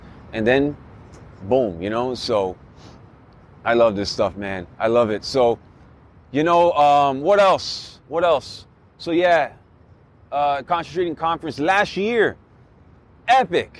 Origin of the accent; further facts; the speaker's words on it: Miami, Florida, United States; moved away; I'm from Miami originally.